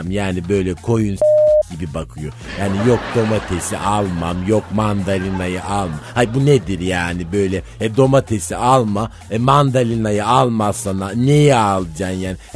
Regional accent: Çorum Province, Turkey; Bir kere İlber Kafkasyalıdır. Ben Çorumluyum yani.

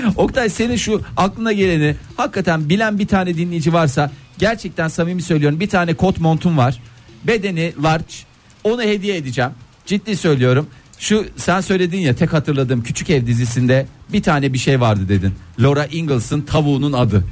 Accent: Seydişehir, Konya, Turkey; Ben önce Seydi Şehirliyim, sonra radyocuyum

